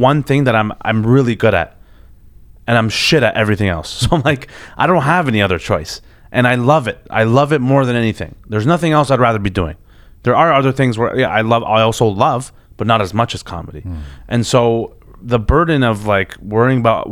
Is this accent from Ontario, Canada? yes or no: yes; Toronto, Ontario, Canada; growing up in Toronto.